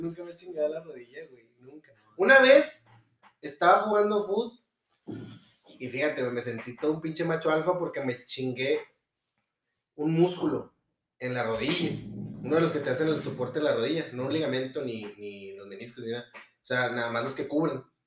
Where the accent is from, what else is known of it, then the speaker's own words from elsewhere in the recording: Monterrey, Nuevo León, Mexico; nuestros gustos como regios siempre van a ser básicos